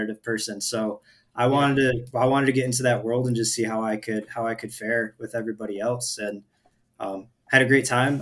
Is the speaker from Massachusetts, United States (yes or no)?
no; Rochester, Michigan, United States; moved away as an adult; I was from Rochester in the Metro Detroit area